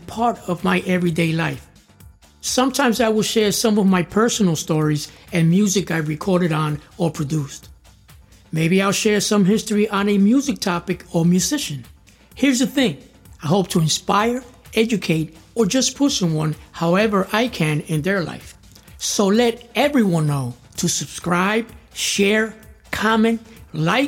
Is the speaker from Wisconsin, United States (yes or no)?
no; New York City, New York, United States; I was born in New York City, in around Little Italy, Chinatown, the Lower East Side. It was very interesting growing up in that part of town